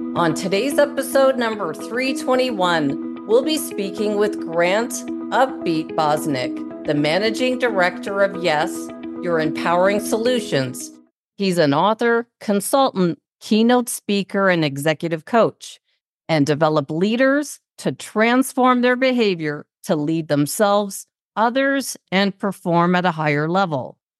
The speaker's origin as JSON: {"language": "English", "town": "Toronto", "region": "Ontario", "country": "Canada", "said": "we're both from Toronto"}